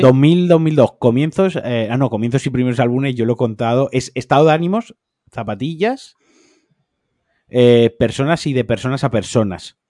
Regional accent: Spain

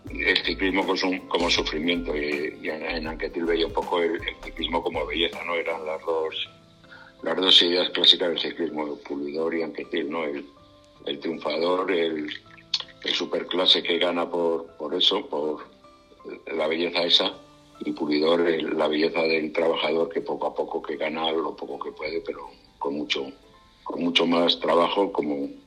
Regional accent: Spain; now in France; hace 10 años que salí de España para Francia y es donde he estado hasta ahora.

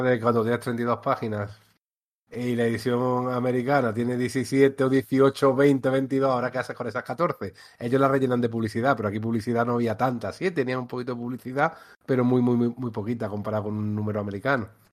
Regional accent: Antequera, Andalusia, Spain; born or raised there

